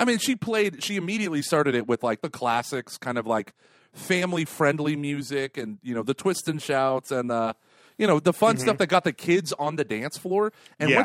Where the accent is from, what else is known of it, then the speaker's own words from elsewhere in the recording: the South, United States; My parents are from Philly, but I was raised in the South